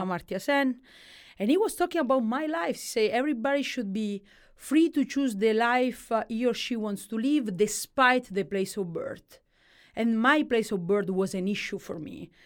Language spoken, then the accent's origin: English; Calabria, Italy; English is a second language; moved away as an adult; also born or lived in Milan, Italy; growing up i-, in Calabria, eh, is a tho-, a tough things. Like, you grow up in one of the poorest region of Italy